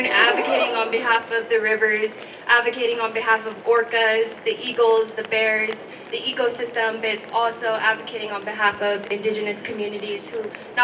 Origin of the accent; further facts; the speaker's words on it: Lummi, Washington, United States; I come from Lummi.